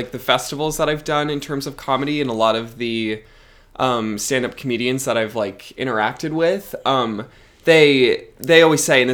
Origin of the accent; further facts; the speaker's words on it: Fargo, North Dakota, United States; moved away; I'm originally from Fargo, North Dakota